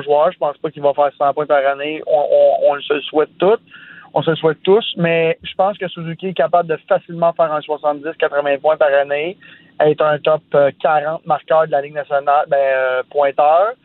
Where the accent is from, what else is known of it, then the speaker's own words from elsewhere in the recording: Sainte-Martine, Quebec, Canada; first language French; je viens de Sainte-Martine, un petit village à 45 minutes de Montréal